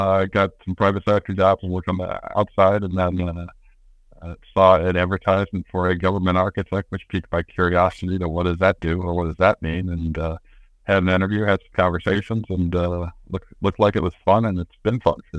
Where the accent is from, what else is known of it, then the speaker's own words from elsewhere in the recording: Midwest, United States; also born or lived in Denver / Detroit / Racine; I grew up in the Midwest, although born out in Denver. Lived in outside of Detroit, Michigan for a while. Moved to Wisconsin in Racine